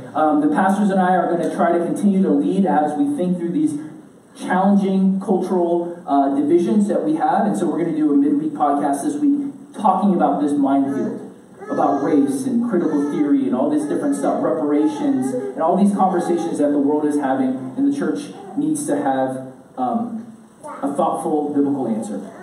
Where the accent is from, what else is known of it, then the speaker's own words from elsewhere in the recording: United States; I grew up in America